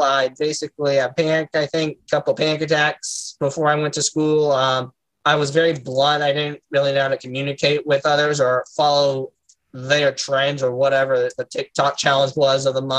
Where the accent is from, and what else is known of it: Indiana, United States; born or raised there